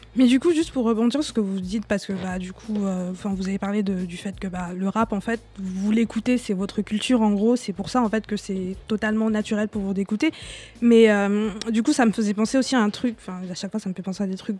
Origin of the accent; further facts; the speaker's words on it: Cameroon; moved away; j'ai grandi au Cameroun